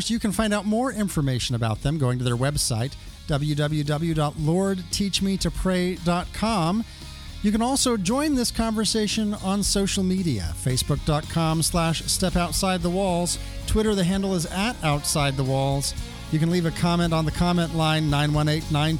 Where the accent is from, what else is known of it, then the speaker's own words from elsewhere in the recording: Tulsa, Oklahoma, United States; my hometown, Tulsa, Oklahoma